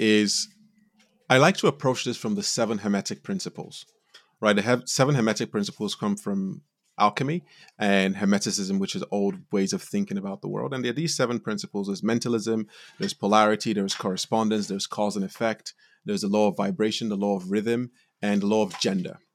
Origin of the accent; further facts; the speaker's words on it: Nigeria; moved away; also born or lived in United States; I was born in Nigeria, and I grew up in a really loving home